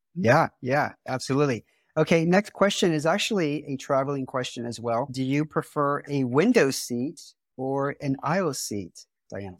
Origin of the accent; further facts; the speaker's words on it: Houston, Texas, United States; I'm from Houston